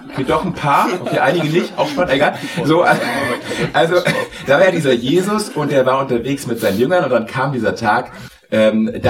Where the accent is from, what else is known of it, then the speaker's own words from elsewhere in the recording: Hamburg, Germany; Und ich komme aus Hamburg. Und als ich jung war, hat der HSV immer verloren.